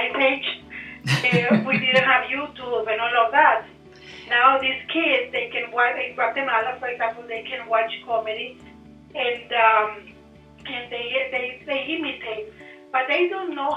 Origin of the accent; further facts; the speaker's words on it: Nicaragua; English is a second language; now in Canada; I was born in Nicaragua